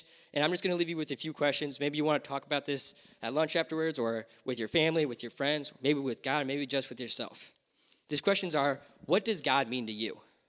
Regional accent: Florida, United States; born there; My dad was born and raised in Florida. I was born in Florida.

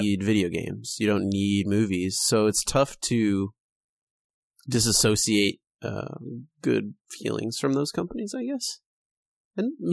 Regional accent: California, United States; we're from California, if you can't tell by our massive accent

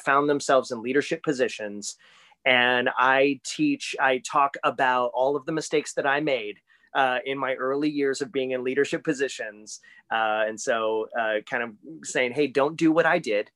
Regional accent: Green, Ohio, United States; moved away as an adult; also born or lived in Akron, Ohio; now in Orlando, United States; I grew up in Greene, Ohio, went to Greene High School

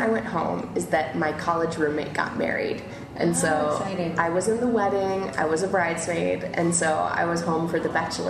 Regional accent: Minnesota, United States; moved away; I'm from Minnesota, so that's in the north. On the border with Canada.

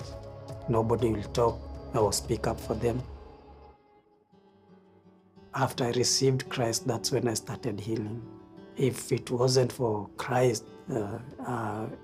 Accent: Nairobi, Kenya; I'm from Kenya. I grew up in the streets of Nairobi

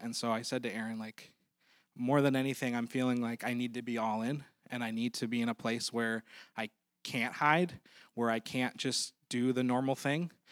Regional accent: Maplewood, United States; we're actually from Maplewood

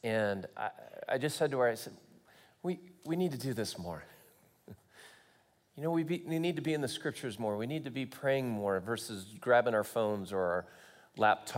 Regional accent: Long Beach, California, United States; moved away as an adult; also born or lived in Santa Barbara, California / Hawaii; now in Kansas, United States; I grew up in Long Beach, California, went to school in Santa Barbara, moved to Hawaii, and then I landed in Kansas.

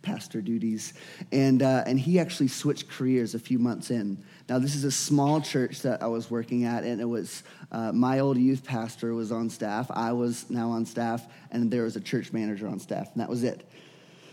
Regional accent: Louisiana, United States; I was born and raised in Louisiana

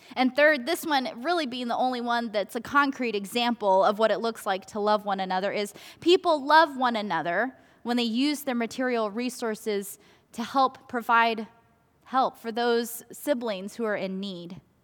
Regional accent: Garland, Texas, United States; also born or lived in South Korea; First United Methodist Church in Garland, where I grew up

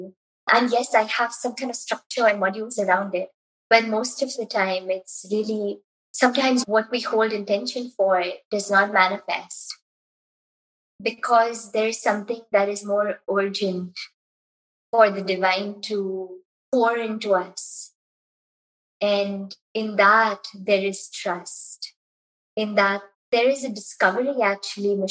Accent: Mumbai, Maharashtra, India; moved away as an adult; I was born and raised in Mumbai

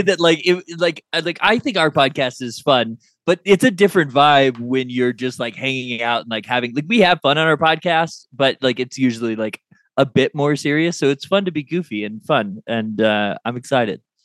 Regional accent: Kansas City, United States; I grew up in Kansas City

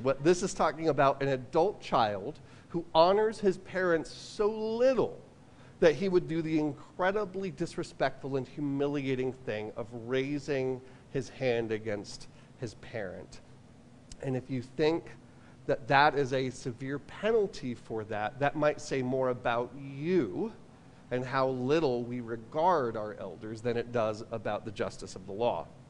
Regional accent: New York, United States; I'm from New York

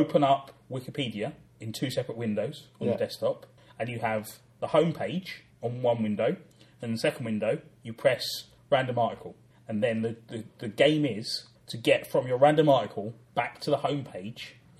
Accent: London, United Kingdom; I grew up in South London

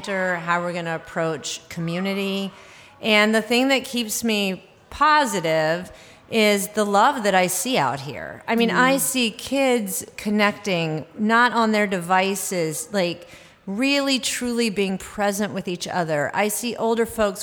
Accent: the South, United States; now in Minnesota, United States; I'm from the South

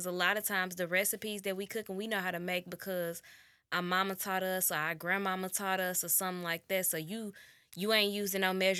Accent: St. Louis, Missouri, United States; y'all know I ain't been around a lot of white people. I'm from St. Louis, and it was St. Patrick's Day.

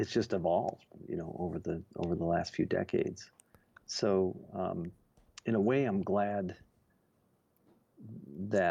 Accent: Detroit, Michigan, United States; I grew up in Detroit.

